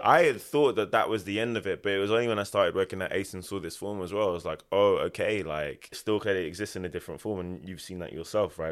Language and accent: English; Ilford, London, United Kingdom; moved away as an adult; also born or lived in Japan; I am from Ilford, Essex.